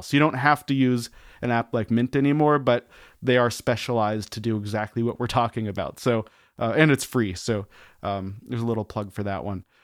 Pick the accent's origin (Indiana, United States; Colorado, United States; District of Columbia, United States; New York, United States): Colorado, United States; Denver; I grew up around Denver, Colorado, out in the suburbs.